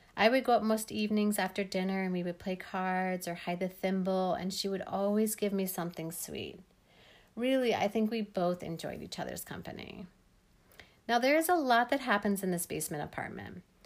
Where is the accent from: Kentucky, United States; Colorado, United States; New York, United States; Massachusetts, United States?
Colorado, United States; Denver; also born or lived in Leadville, Colorado; I grew up in Denver, Colorado